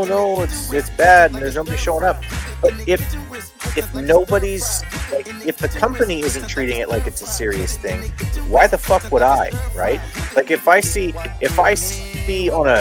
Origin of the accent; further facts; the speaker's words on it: Montreal, Quebec, Canada; my hometown hockey town